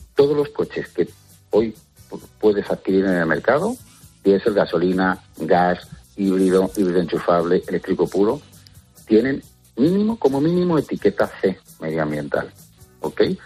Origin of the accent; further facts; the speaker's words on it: Santa Cristina de la Polvorosa, Castile and León, Spain; mi pueblo, en Santa Cristina la Pobrosa, en Zamora